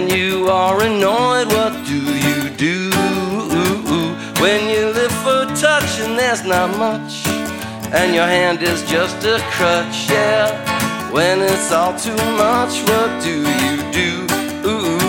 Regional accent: eastern panhandle of West Virginia, United States; now in Portland, United States; I grew up in West Virginia. It's true. In the eastern panhandle of West Virginia

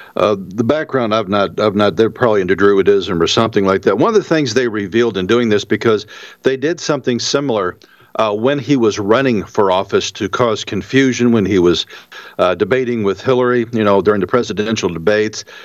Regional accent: St. Louis, Missouri, United States; I'm originally from St. Louis

